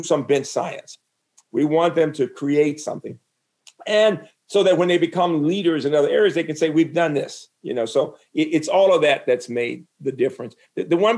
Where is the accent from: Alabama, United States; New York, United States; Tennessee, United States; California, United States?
Alabama, United States; Birmingham; moved away; faculty members in my hometown in medicine at UAB in Birmingham